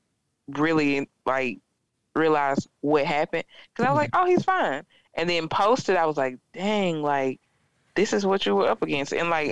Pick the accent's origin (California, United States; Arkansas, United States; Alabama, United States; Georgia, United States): Arkansas, United States; Turkey Scratch; also born or lived in Conway, Arkansas / Mount Mail; I'm a girl from Turkey Scratch, Arkansas.